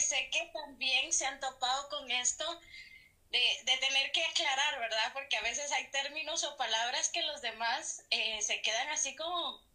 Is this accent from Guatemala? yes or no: yes; Guatemala; nuestro gentilicio acá en Guatemala es pues que somos guatemaltecos